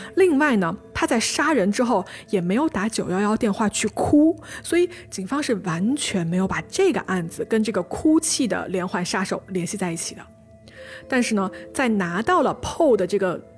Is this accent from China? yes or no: yes; China; 我们中国人